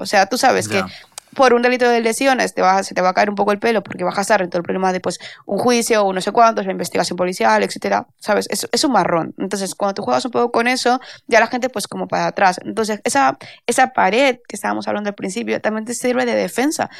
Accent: Valencia, Valencian Community, Spain; soy de Valencia

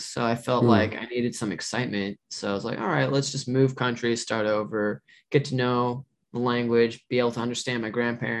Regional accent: Seattle, Washington, United States; moved away as an adult; now in Japan; I'm from Seattle, Washington. And I'm half Japanese.

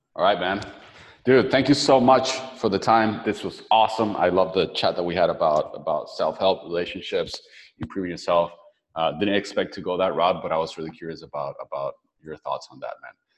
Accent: Venezuela; also born or lived in San Francisco; now in Playa del Carmen, Mexico; I'm from Venezuela, so I'm used to tropical weather.

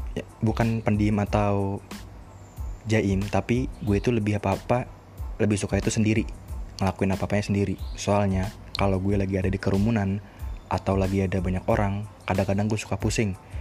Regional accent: Bekasi, West Java, Indonesia; moved away as an adult; asal gue dari Bekasi. Iya, gue gede di Bekasi

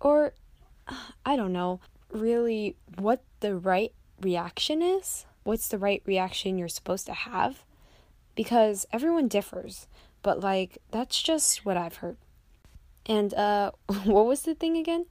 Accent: United States; also born or lived in Jiangxi, China; I was adopted by a American mom. She's single, and she brought me back here for a new life

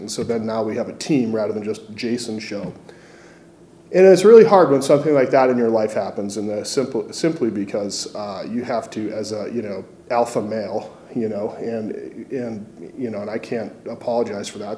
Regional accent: Massachusetts, United States; now in Missoula, United States; I grew up in Massachusetts

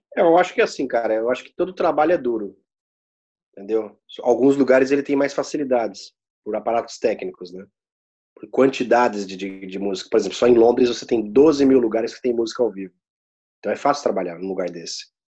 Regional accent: São Paulo, Brazil; moved away as an adult; a gente é de São Paulo

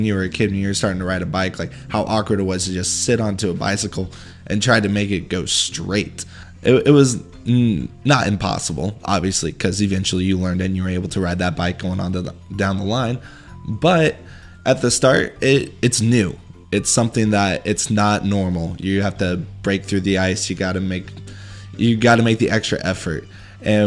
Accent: Missouri, United States; moved away as an adult; now in Austin, United States; I'm originally from Missouri

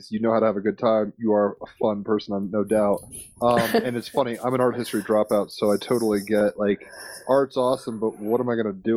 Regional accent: Virginia, United States; I grew up in Virginia

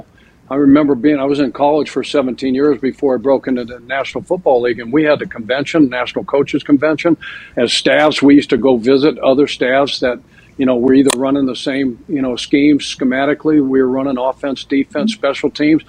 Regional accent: Colorado, United States; now in Idaho, United States; growing up in Colorado

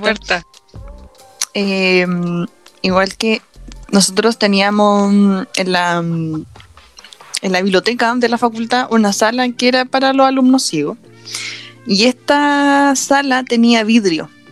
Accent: Chile

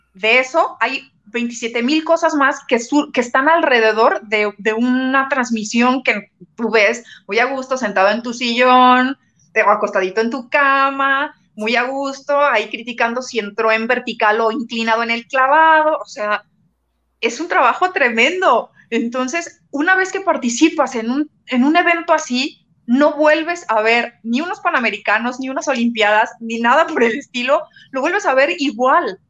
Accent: Mexico; soy de México

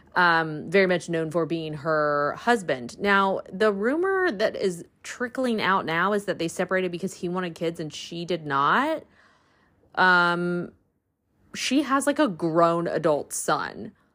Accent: the South, United States; I grew up in the South

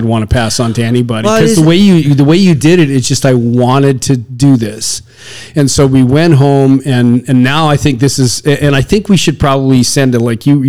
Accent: Saskatchewan, Canada; I come from Saskatchewan

